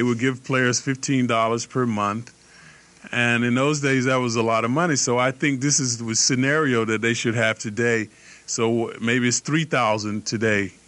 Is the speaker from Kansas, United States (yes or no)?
no; Atlanta, Georgia, United States; moved away as an adult; also born or lived in Illinois; I grew up in Atlanta, Georgia